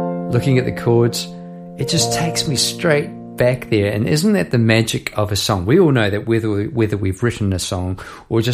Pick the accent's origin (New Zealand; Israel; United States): New Zealand; Palmerston North, Manawatū-Whanganui; now in Melbourne, Australia; I'm from New Zealand. This is in Palmerston North, New Zealand, I'm talking about. Now living in Melbourne, Australia. So I'm going back a few years to my primary school days